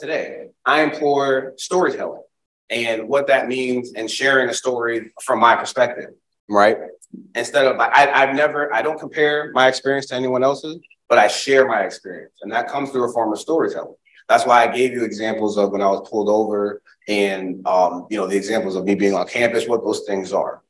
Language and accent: English; Springfield, Massachusetts, United States; now in Charlotte, United States; I'm from Springfield, Massachusetts. I live in Charlotte. I'm a transplant, but now I live in Charlotte, North Carolina. But I'm from Springfield, Massachusetts.